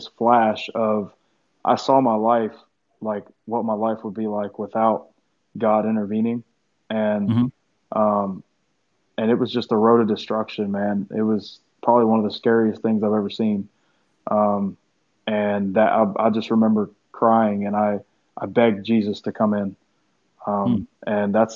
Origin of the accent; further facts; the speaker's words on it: Tennessee, United States; I'm from Tennessee, and me and my mom found this church when I was around probably 11 or 12